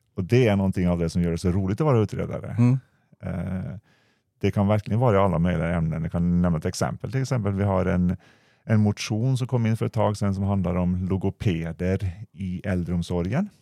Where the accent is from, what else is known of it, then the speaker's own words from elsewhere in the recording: Norway; accent: Norwegian; now in Sweden; Jag kommer från landet västerut